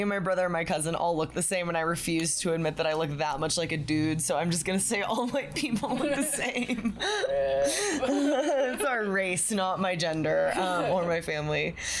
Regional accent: Texas, United States; Sorry, I'm from Texas.

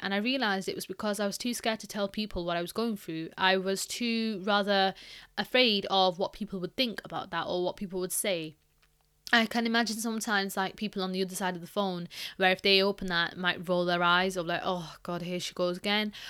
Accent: Pakistan; I'm Pakistani

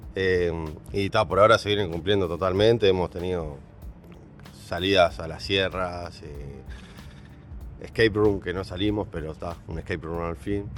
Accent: Santa Lucía, Canelones, Uruguay; soy de Santa Lucía, Canelones, Uruguay

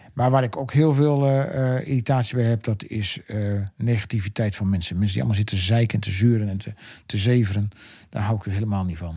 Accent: Emmen, Drenthe, Netherlands; moved away as an adult; now in Westland, Netherlands; ik ben natuurlijk geboren en getogen in Emmenaar

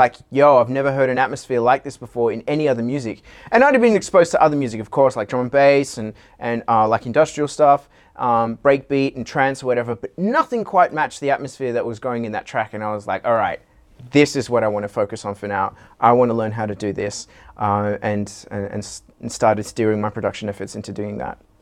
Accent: Sydney, New South Wales, Australia; what we had growing up in Sydney, 'cause we're all from Sydney

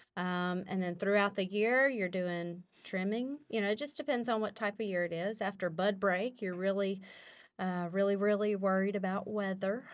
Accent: Calhoun, Louisiana, United States; born and raised in the Calhoun, Western Row area

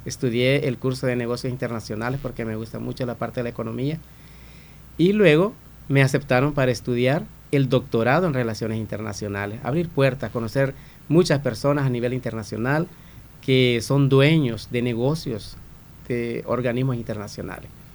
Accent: Santa Rosa de Lima, La Unión, El Salvador; nací y crecí en Santa Rosa de Lima

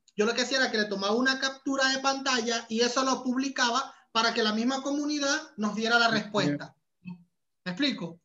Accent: Venezuela; moved away as an adult; also born or lived in Panama; hasta que emigré de Venezuela. Cuando llegué a, a Panamá

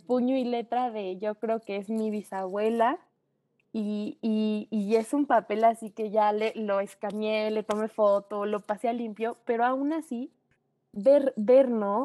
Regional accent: Mexico; quiénes somos como mexicanos

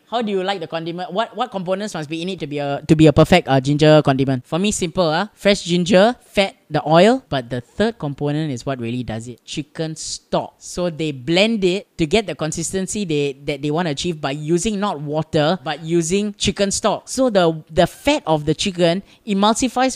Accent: Singapore; I grew up in Yishun, right? For over 16 years, I lived there

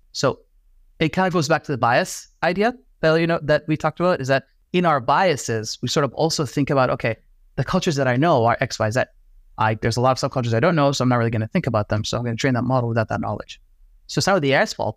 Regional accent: Iraq; I'm Middle Eastern, right? I'm from Iraq

